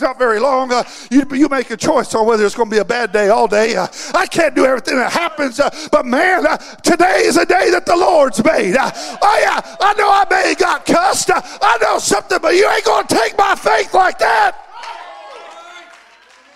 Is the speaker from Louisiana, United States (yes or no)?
no; California, United States; also born or lived in Washington, Missouri; I was raised in California